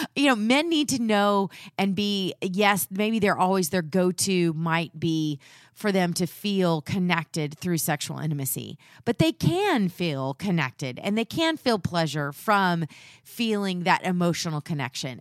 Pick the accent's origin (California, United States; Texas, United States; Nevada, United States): Texas, United States; I'm from the South, and we do those things, but we don't talk about them.